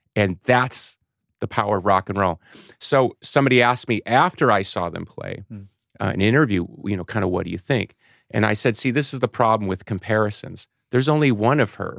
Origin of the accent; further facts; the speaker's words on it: Chicago, Illinois, United States; I was born in Chicago